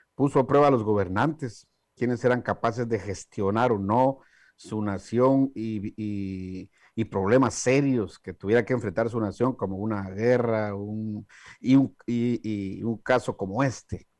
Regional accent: Guatemala; moved away; mi país de origen, Guatemala

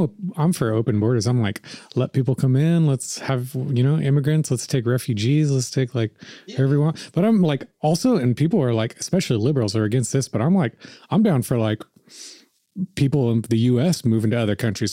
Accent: United States; I'm an American, you know, I, I feel like a very American person

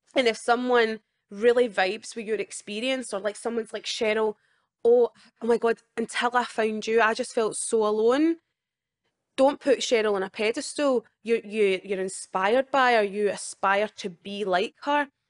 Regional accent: Scotland, United Kingdom; my whole life in Scotland

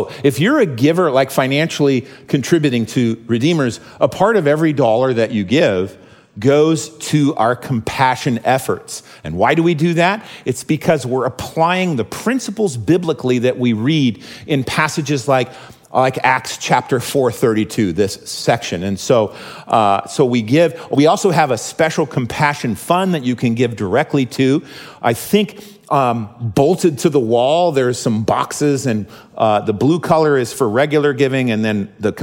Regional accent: United States; as American Christians

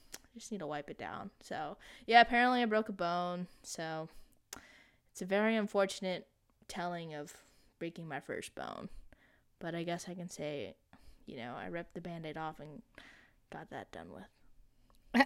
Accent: Texas, United States; as a Texan

